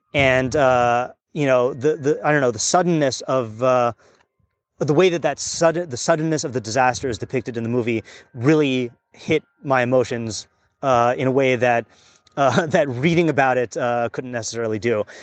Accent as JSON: {"language": "English", "region": "Hawaii", "country": "United States", "tie": "born or raised there", "said": "I grew up in Hawaii"}